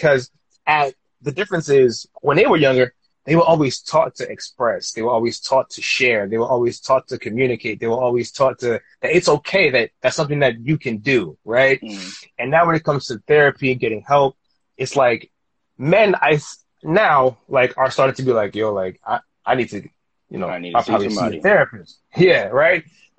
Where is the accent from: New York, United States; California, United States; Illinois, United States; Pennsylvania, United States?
New York, United States; Queens; growing up in Queens, like, you know what it is.